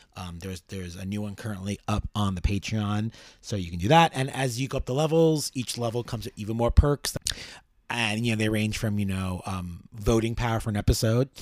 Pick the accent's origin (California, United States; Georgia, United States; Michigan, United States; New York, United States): New York, United States; New York City; as a New Yorker